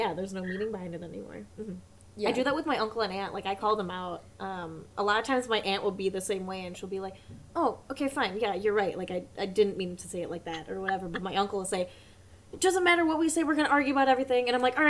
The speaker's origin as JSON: {"language": "English", "country": "United States", "said": "I am American. I've been here for 29 years."}